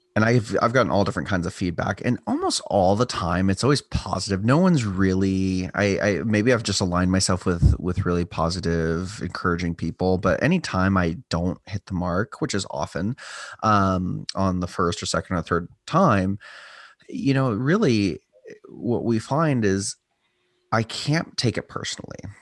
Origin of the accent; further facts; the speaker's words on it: Southern California, United States; also born or lived in Los Angeles, California / Templeton, California / San Luis Obispo, California; I was born in L A, lived in kind of various cities of Southern California, and, uh, ultimately, my mom and I moved up here